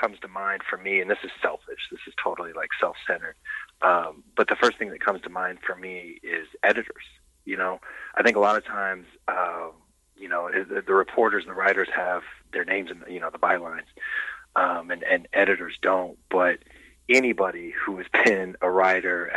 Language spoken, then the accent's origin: English; Lawrence, Kansas, United States; I grew up in Lawrence